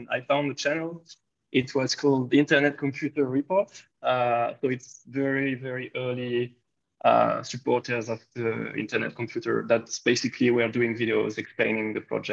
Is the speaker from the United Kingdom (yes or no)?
no; France; I'm from France